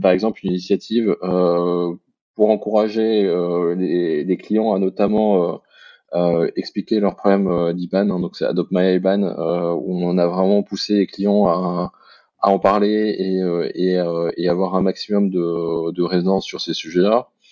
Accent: France; now in Belgium; je suis un Français qui mhm. vit en Belgique

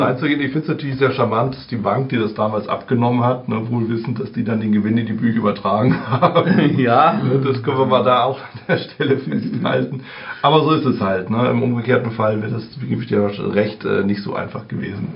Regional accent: Germany; bei uns in Deutschland

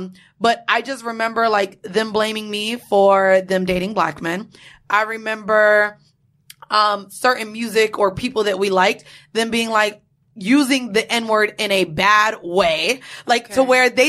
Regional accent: Orlando, Florida, United States; moved away; growing up in Orlando

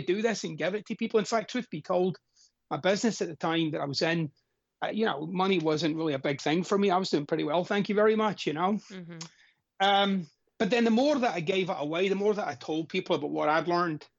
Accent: Glasgow, Scotland, United Kingdom; I'm Scottish, of course, and I'm from Glasgow, Scotland.

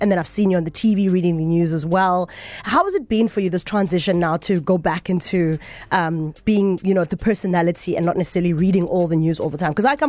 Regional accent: Mahikeng, North West, South Africa; like I was born in Mafike. I was born at the Victoria Hospital. And I grew up in a little town there and I lived my best life in Mafike, Unit 2 in Mabatu.

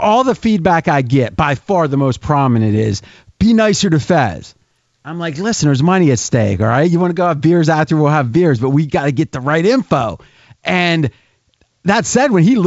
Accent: Ohio, United States; I grew up in Ohio, but it was right across the river

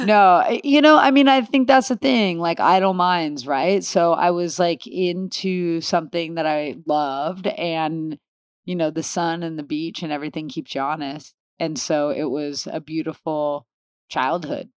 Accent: Los Angeles, California, United States; also born or lived in Downey / Oceanside; I grew up in the valley here in L

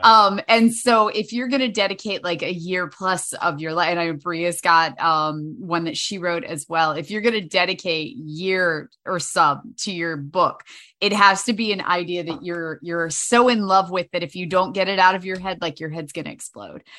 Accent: Winchester, Virginia, United States; also born or lived in Blacksburg, Virginia / Centreville, Virginia; originally Winchester, um, Virginia

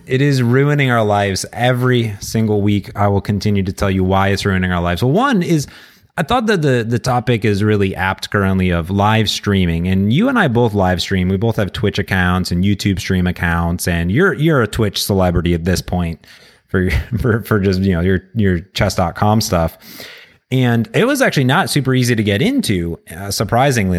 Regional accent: Cleveland, Ohio, United States; my hometown of Cleveland

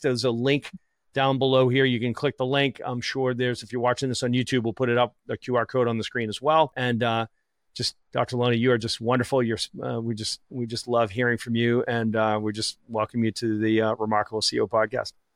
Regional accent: Boston, Massachusetts, United States; I'm from Boston

